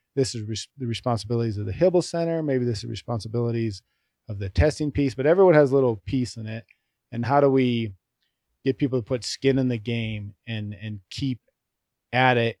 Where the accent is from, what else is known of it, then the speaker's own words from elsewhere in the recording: Thornton, Colorado, United States; also born or lived in Appleton, Wisconsin; I actually grew up in Thornton, Colorado. Um, we moved there